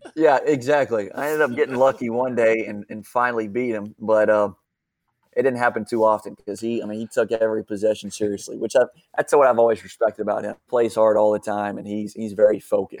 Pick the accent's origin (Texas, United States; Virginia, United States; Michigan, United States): Texas, United States; North Richland Hills; also born or lived in Lubbock, Texas; I'm from the Metroplex, Northwich and Hills, closer to Fort Worth